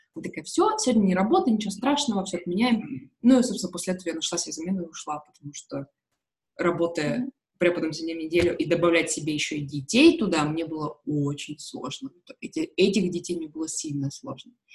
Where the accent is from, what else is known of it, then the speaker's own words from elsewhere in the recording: Russia; я из, из России